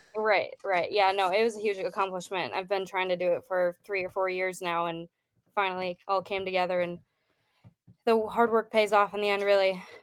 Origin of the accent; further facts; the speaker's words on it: Wisconsin, United States; now in Idaho, United States; I grew up in Wisconsin